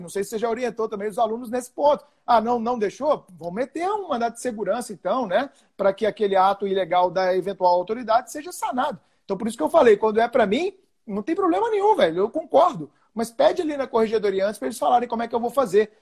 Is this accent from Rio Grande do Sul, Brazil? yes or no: no; Belo Horizonte, Minas Gerais, Brazil; Eu sou de Belo Horizonte